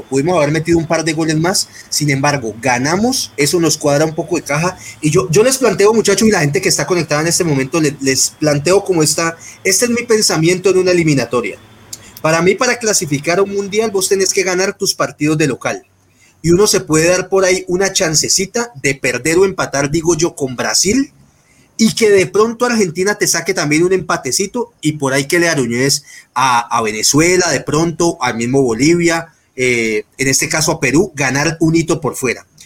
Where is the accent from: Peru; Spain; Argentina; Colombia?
Colombia; como buenos colombianos